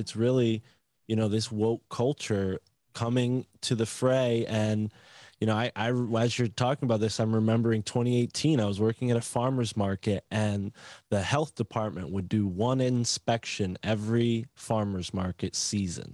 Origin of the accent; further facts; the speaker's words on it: Connecticut, United States; growing up in Connecticut